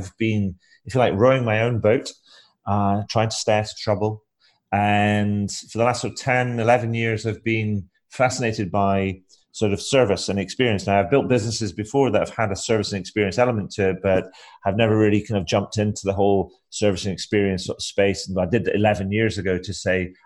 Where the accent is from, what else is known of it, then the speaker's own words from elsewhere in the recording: Scotland, United Kingdom; now in Brighton, United Kingdom; Originally, I am from Scotland